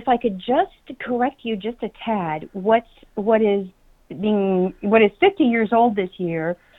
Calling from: Phoenix, Arizona, United States; I am sitting in sunny Phoenix.

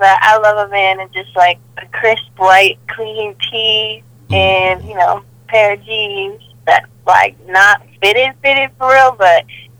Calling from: Boston, Massachusetts, United States; I'm calling from Massachusetts, Boston.

